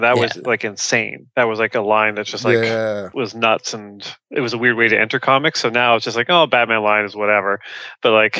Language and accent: English; Canada; now in Toronto, Canada; Toronto. Yeah. Yeah, I'm a Canadian